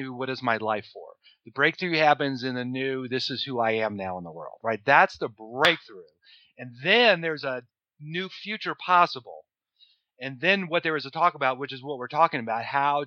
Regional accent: New Orleans, Louisiana, United States; I'm from New Orleans

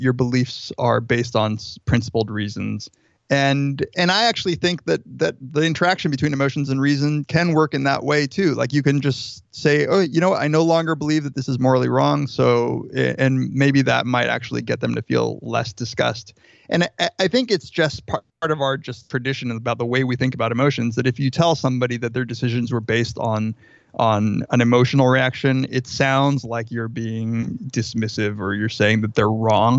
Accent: Riverside, California, United States; I grew up in Southern California, in Riverside

